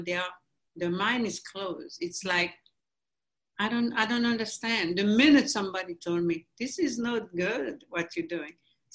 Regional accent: Haiti; moved away as an adult; now in United States; I grew up in Haiti, we grew up on mangoes, avocados

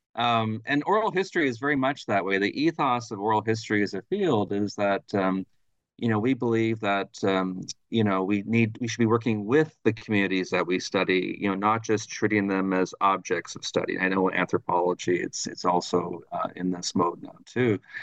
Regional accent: Thunder Bay, Ontario, Canada; moved away as an adult; also born or lived in Ottawa; now in Montreal, Canada; I'm originally from Thunder Bay, Ontario, which is right on, on the north shore of Lake Superior

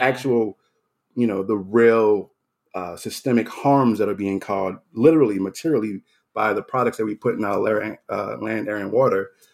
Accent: New Orleans, Louisiana, United States; moved away; I, I grew up in New Orleans. I was born there.

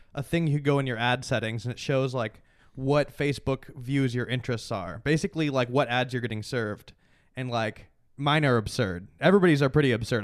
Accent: Chicago suburbs, Illinois, United States; I grew up in, uh, Chicago suburbs

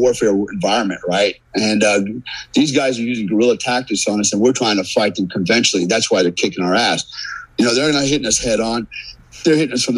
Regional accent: United States; as an American, man, as a warfighter

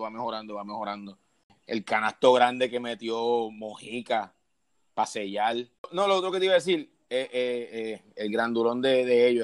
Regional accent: San Juan, Puerto Rico; soy de San Juan, Puerto Rico, la capital de ella

